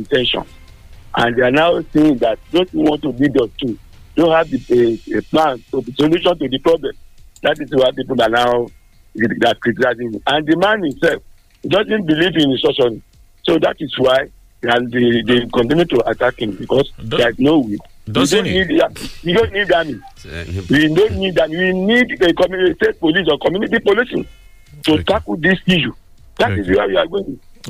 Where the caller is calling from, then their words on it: Nigeria; I'm calling from Nigeria in Olomou.